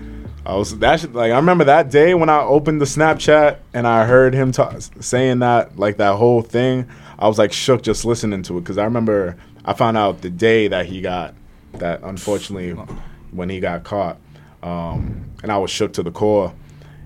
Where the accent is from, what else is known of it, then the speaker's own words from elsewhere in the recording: Malden, Massachusetts, United States; also born or lived in Cambridge, Massachusetts; I'm from Malden, so that's why I know people out there.